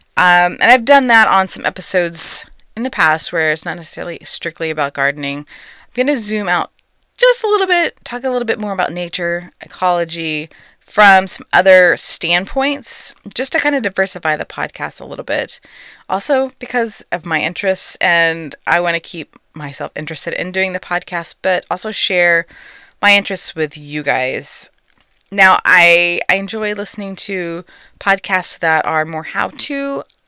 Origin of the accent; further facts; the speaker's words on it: Texas, United States; I'm a native-born Texan